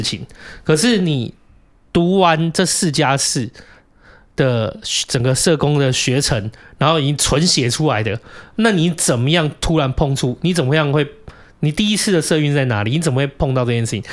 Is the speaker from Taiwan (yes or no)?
yes; southern Taiwan, Taiwan; moved away; 我小时候在南部的时候